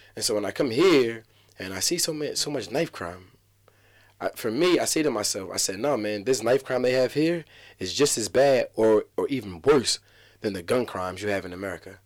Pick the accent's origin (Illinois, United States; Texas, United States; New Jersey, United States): New Jersey, United States; Atlantic City